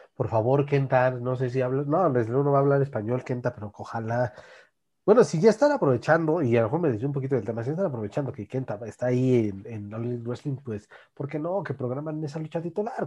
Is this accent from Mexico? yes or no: yes; Naucalpan, State of Mexico, Mexico; en mi tierra, Naucalpan, capital del mundo